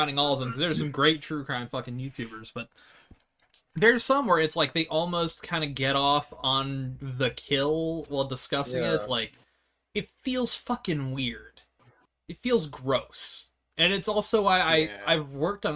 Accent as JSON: {"language": "English", "country": "United States", "said": "I'm dumb and American"}